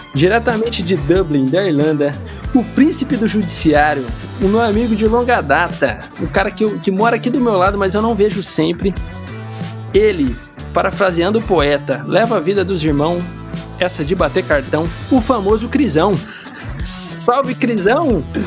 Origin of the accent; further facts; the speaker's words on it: Brazil; moved away as an adult; also born or lived in Italy; now in London, United Kingdom; ao longo dos 30 anos que eu morei no Brasil